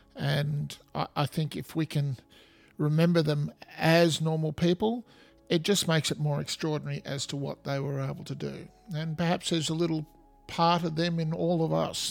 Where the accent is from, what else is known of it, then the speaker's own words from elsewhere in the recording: Australia; accent: Australian; as you can hear from my accent, I'm in Australia